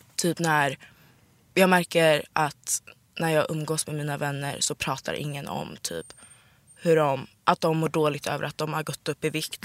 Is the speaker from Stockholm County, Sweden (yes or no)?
yes; Sollentuna, Stockholm County, Sweden; Jag är uppvuxen i Sollentuna